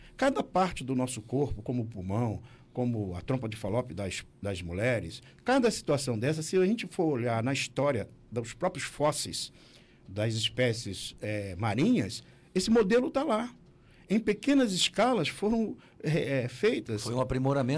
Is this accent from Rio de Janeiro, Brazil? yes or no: yes; Nilópolis, Rio de Janeiro, Brazil; moved away as an adult; now in Santa Catarina, Brazil; eu sou do Rio de Janeiro, né? Nasci lá na cidade de Nilópolis